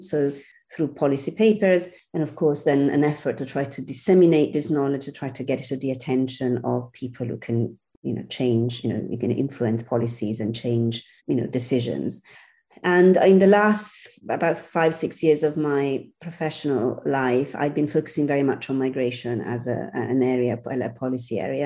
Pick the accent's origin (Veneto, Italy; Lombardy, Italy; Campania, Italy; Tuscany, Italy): Lombardy, Italy; Milan; moved away as an adult; also born or lived in Brussels / Amsterdam / Rome; now in London, United Kingdom; I was born and bred in Milan.